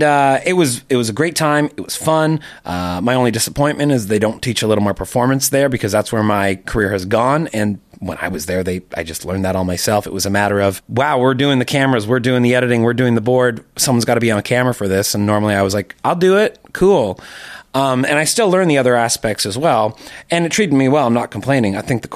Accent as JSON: {"language": "English", "town": "Toronto", "region": "Ontario", "country": "Canada", "tie": "born or raised there", "said": "In Etobicoke. So, and I'm still there now"}